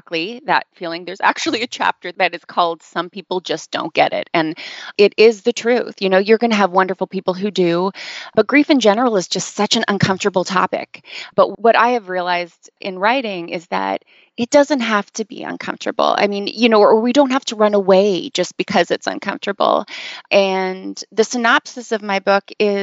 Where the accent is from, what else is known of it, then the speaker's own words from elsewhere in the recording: Canada; moved away as an adult; now in Los Angeles, United States; I am a Canadian who lives in Los Angeles now. I've been living here for about 10 years.